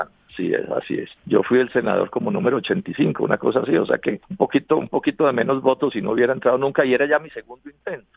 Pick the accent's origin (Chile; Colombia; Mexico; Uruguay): Colombia; como colombiano.